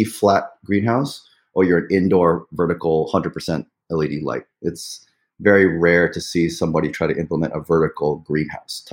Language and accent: English; New York City, New York, United States; moved away as an adult; also born or lived in Pittsburgh, Pennsylvania; now in northern New Jersey, United States; I grew up in Forest Hills, New York.